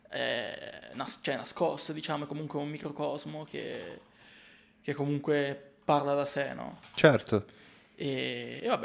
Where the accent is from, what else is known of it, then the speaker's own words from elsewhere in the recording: Milan, Lombardy, Italy; also born or lived in Corsico; posso dire di essere un fotografo milanese. Vivo a Corsico